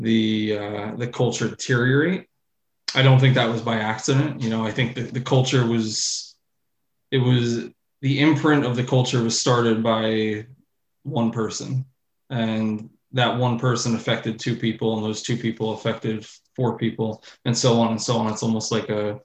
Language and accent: English; New York, United States; I'm from New York. I live about an hour from Manhattan